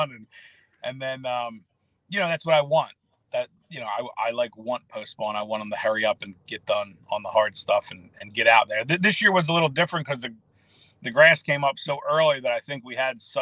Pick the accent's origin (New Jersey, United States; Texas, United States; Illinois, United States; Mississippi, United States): New Jersey, United States; Camden; also born or lived in Mount Ephraim, New Jersey; I'm from Fairview, Camden, New Jersey, and now I live in Mount Ephraim